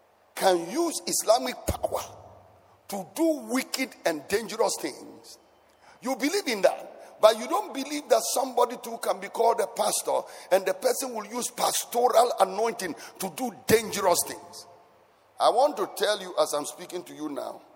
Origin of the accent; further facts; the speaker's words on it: Ghana; I grew up in Savo Zungo